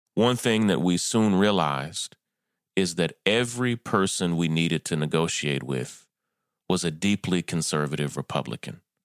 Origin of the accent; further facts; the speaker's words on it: Kentucky, United States; I'm from Kentucky